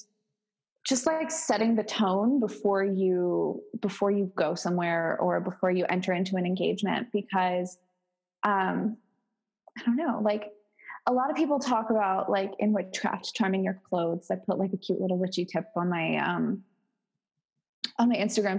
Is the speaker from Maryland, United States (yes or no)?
yes; Baltimore, Maryland, United States; moved away; I come from Baltimore and I live like 2.5 hours south